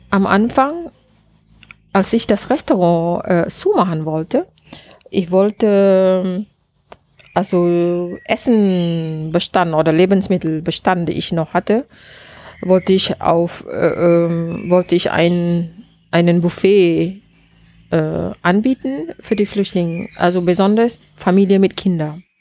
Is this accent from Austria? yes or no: no; Malaysia; German is a second language; now in Germany; Also ich denke, ich bin auch so, vielleicht hängt das auch von ähm, meine, äh, wie sagt man, wo ich herkomme. Und äh, in, in Malaysia, wir müssen immer lernen, Geduld zu haben.